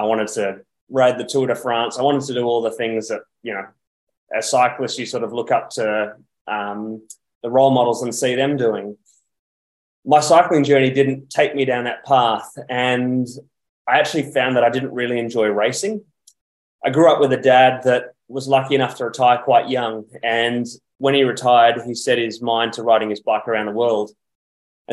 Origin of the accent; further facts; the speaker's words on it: Perth, Western Australia, Australia; I'm actually originally from Perth in Western Australia, and I got my first bike at around age 13.